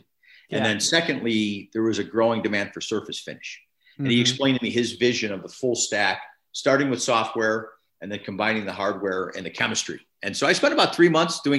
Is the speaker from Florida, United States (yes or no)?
no; Chicago, Illinois, United States; moved away as an adult; also born or lived in Northern California; now in Buffalo, United States; I grew up in Chicago and was exposed to snow as a kid